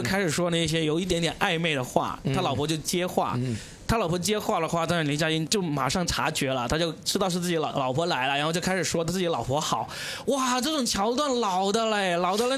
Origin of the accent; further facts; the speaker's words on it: Guangdong, China; 作为一个广东人